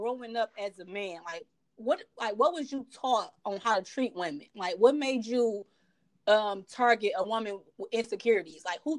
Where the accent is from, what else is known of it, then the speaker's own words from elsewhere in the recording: Detroit, Michigan, United States; I'm from Detroit.